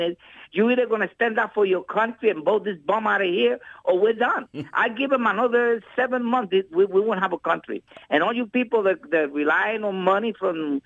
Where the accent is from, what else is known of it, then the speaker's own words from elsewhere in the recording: Puerto Rico; moved away; I was born in Puerto Rico